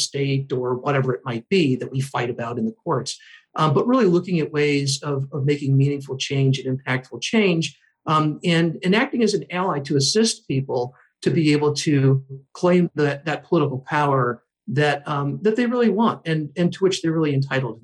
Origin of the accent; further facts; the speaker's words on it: Whitefish Bay, Wisconsin, United States; moved away as an adult; also born or lived in Philadelphia / Chicago; I grew up in the Milwaukee area. I grew up in Whitefish Bay, very privileged community